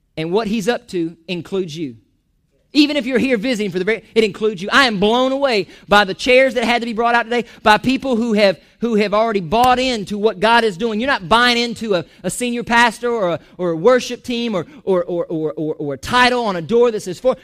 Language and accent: English; Chiefland, Florida, United States; also born or lived in Georgia; I'm from Chiefland